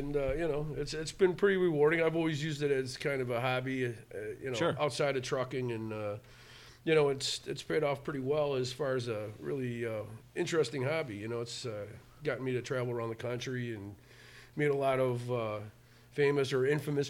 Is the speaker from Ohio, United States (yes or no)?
no; Tinley Park, Illinois, United States; also born or lived in South Side of Chicago; I'm born and raised in Tinley Park